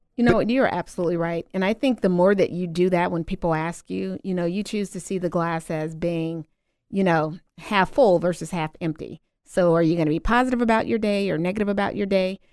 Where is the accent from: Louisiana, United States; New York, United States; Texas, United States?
Louisiana, United States; moved away as an adult; also born or lived in Midwest; originally, I am from Louisiana. Came to the Midwest a little over ten years ago